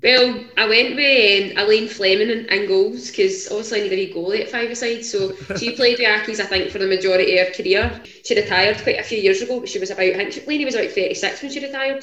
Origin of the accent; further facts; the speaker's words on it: Whitburn, Scotland, United Kingdom; now in Livingston, United Kingdom; I'm originally from a wee town called Whitburn, kind of between Glasgow and Edinburgh, just off the M8, but I now stay in Livingston